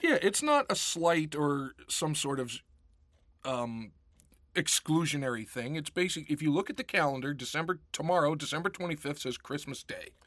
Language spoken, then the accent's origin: English; Pittsburgh, Pennsylvania, United States; growing up in Pittsburgh